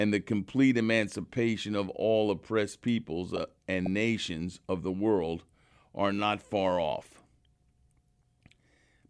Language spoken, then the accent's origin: English; United States; I'm an American